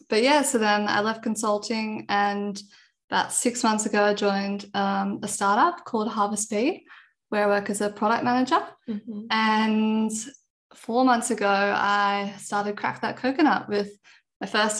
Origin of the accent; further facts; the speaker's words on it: Sydney, New South Wales, Australia; also born or lived in Canberra; I grew up in Sydney, been here all my life